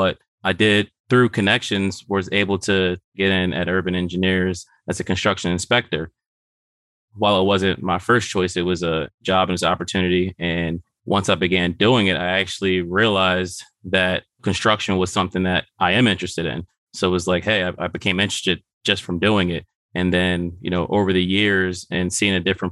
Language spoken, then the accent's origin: English; Philadelphia, Pennsylvania, United States; Born and raised in West Philadelphia